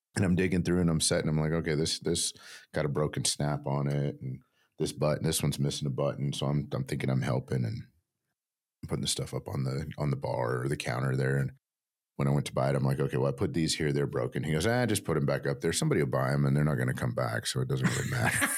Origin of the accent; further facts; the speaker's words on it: Texas, United States; also born or lived in New Mexico; I grew up in New Mexico and West Texas